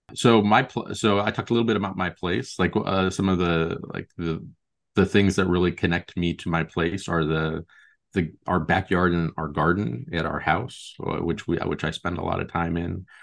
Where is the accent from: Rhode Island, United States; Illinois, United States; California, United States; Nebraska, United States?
Nebraska, United States; Lincoln and Omaha; now in Portland, United States; I grew up in Lincoln and Omaha, Nebraska, but I've lived in Portland, Oregon for the last seventeen years now.